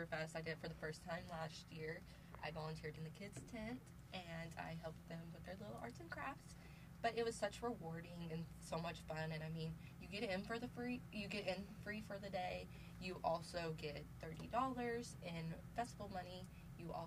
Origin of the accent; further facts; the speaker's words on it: Muskogee, Oklahoma, United States; moved away as an adult; now in Tulsa, United States; I am from Muskogee, Oklahoma, so about 45 minutes south from Tulsa